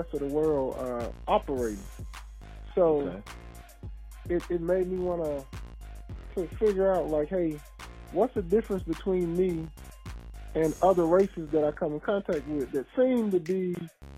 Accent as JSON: {"language": "English", "region": "Louisiana", "country": "United States", "said": "I'm from the South, Murroge, Louisiana."}